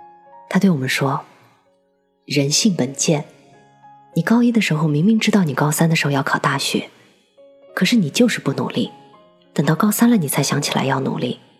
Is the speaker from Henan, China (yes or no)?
yes; Henan, China; 当年的我是河南的一名考生，我能深切的体会到高考的压力。